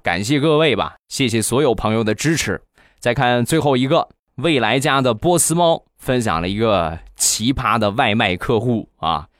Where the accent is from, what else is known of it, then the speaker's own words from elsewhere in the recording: Rizhao, Shandong, China; 我们家乡的日照绿茶